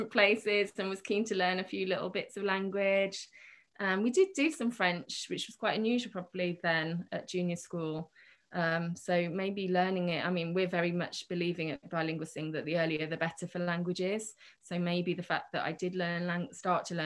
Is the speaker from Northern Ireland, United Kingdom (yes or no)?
no; Birmingham, West Midlands, United Kingdom; also born or lived in Portsmouth / Granada / Santander; I was born in Birmingham and I lived in Harborne, where most of my classes are, and lived in Birmingham right until I went to university